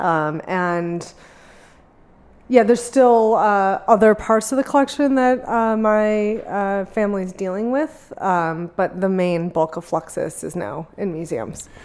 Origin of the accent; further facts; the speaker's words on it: Bloomfield Hills, Michigan, United States; now in San Francisco, United States; in uh, Bloomfield Hills, like 30 minutes outside of Detroit